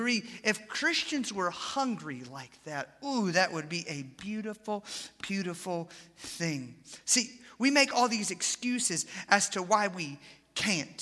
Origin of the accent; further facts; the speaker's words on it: Atlanta, Georgia, United States; moved away; I grew up in Atlanta